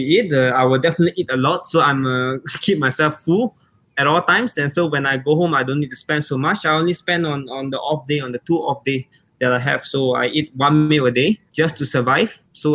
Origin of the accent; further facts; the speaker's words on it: Singapore; moved away as an adult; also born or lived in Stavanger, Norway; now in Oslo, Norway; I'm a Singaporean 20 years old boy